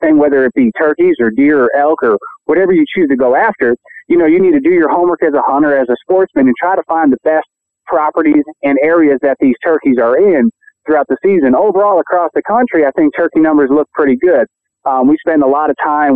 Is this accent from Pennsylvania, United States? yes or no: yes; Montdale, Pennsylvania, United States; growing up in Pennsylvania and Montdale